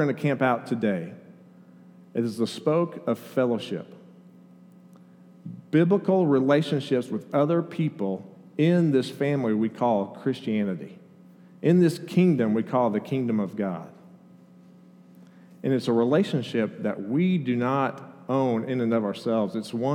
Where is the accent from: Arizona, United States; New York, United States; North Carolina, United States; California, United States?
California, United States; Oceanside; moved away; I was born in San Diego County, just north of San Diego, a little town called Oceanside, right on the beach